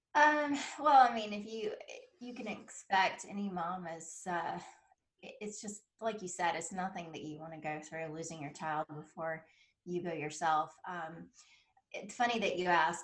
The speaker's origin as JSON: {"language": "English", "region": "South Carolina", "country": "United States", "tie": "born or raised there", "said": "originally, I am from South Carolina, and uh, we grew up about 30 minutes away from where they hold the Masters golf tournament"}